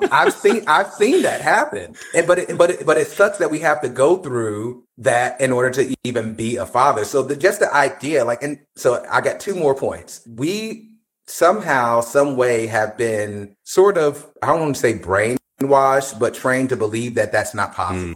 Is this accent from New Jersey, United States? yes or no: yes; New Jersey, United States; I'm from Jersey.